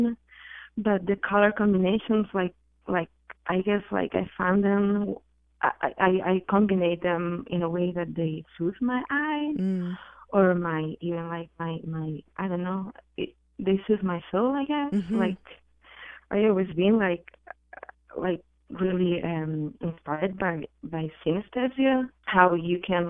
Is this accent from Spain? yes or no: yes; Barcelona, Catalonia, Spain; I'm from Spain. I'm from Barcelona.